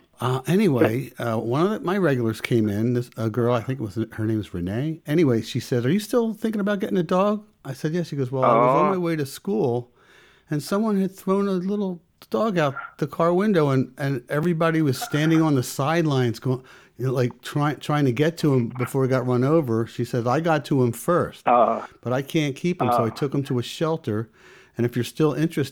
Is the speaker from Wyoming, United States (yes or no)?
no; Philadelphia, Pennsylvania, United States; I grew up in Northeast Philadelphia